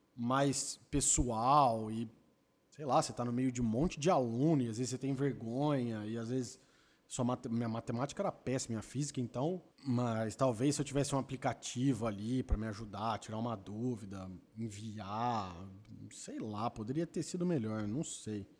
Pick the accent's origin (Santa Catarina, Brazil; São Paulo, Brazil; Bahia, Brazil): São Paulo, Brazil; Campinas; eu sou de Campinas